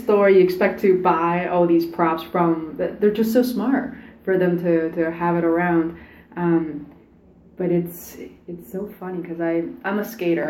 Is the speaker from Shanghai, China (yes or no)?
no; Beijing, China; now in United States; I didn't grow up here. I grew up in Beijing.